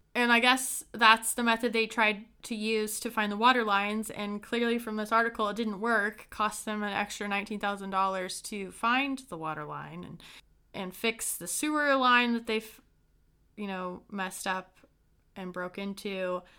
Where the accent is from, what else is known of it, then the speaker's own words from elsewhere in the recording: Brown County, Indiana, United States; from my small hometown, Brown County in Indiana